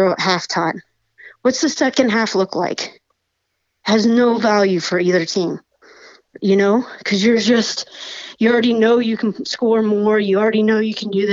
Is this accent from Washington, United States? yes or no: yes; Washington, United States; I'm from Washington